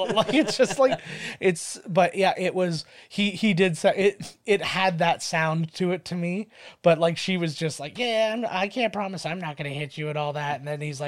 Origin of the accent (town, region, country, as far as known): Canada